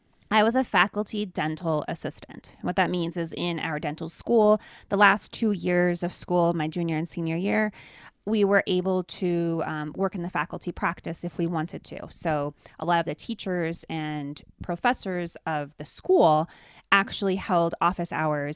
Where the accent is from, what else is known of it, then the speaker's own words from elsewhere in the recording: Pennsylvania, United States; I grew up in Pennsylvania, Dave grew up in Nebraska.